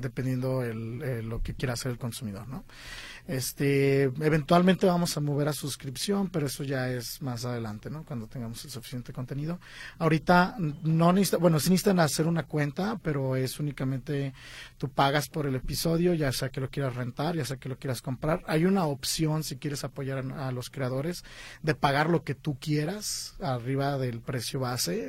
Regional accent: Guadalajara, Jalisco, Mexico; moved away as an adult; now in Los Angeles, United States; mi casa donde yo nací, en Guadalajara

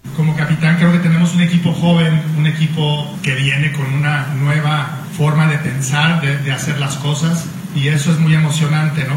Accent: Mexico; como mexicano en el tenis

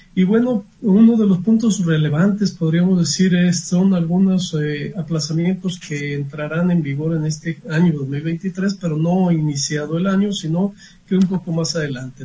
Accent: Mexico; como buenos mexicanos

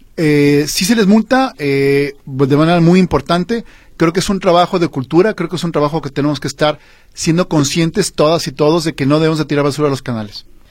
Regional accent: Guadalajara, Jalisco, Mexico; soy tapatío

